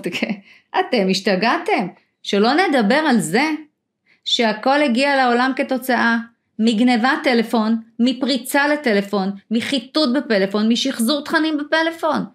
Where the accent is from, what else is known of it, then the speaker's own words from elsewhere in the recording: Israel; נולדתי שם